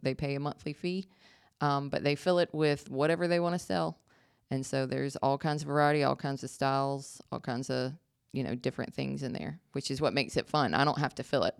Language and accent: English; Marietta, Georgia, United States; also born or lived in North Carolina / Virginia; now in Jefferson, United States; originally, I was born in Marietta, Georgia